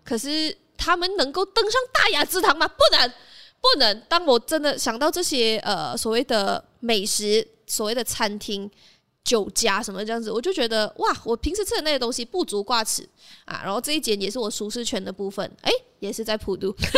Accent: Malaysia; 起床盖真的是一个我在那边长大，然后吃了很多东西长大的地方

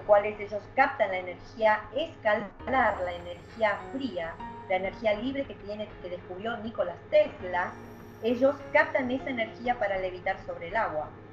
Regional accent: Argentina; trabajamos acá en equipo en, Argentina

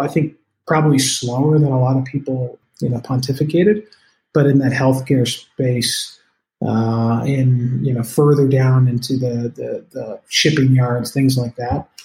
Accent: Colorado, United States; I am from Colorado, so I say CBD a lot

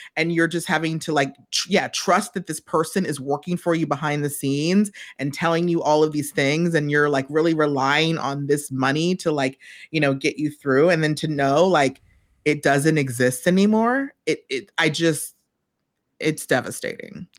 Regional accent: New York, United States; I am from New York.

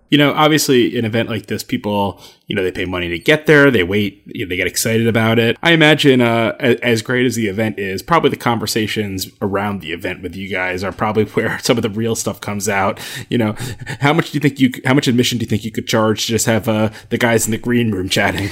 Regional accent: New Jersey, United States; also born or lived in Michigan; I went to school at, uh, the University of Michigan, but I'm from New Jersey

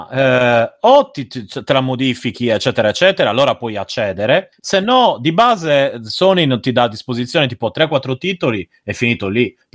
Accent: Rome, Lazio, Italy; io sono di Roma

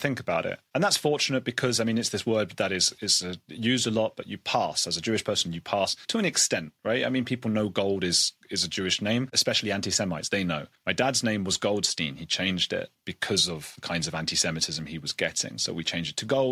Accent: United Kingdom; being British

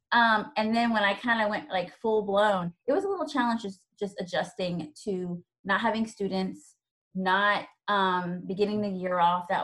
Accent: Virginia, United States; also born or lived in Georgia; now in Atlanta, United States; I'm originally from Virginia. I now live in Georgia um, with I have four kids and my husband, um

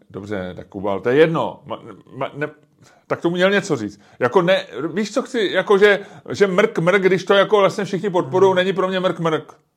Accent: Czechia

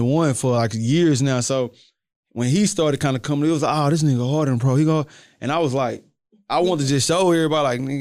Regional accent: Houston, Texas, United States; also born or lived in Port Arthur; I'm from the south side. I'm from Iron Clark

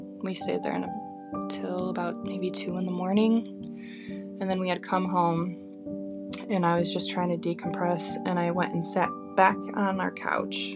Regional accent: Grand Rapids, Michigan, United States; we grew up in Grand Rapids, Michigan

